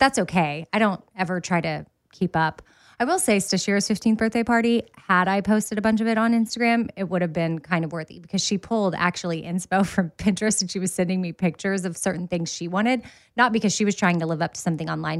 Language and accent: English; Austin, Texas, United States; I grew up in Austin and ran Town Lake a lot